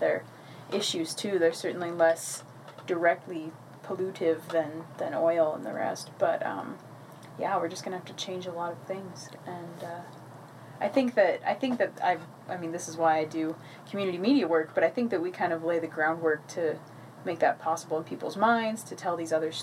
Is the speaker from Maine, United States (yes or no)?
no; Colorado, United States; Growing up in Colorado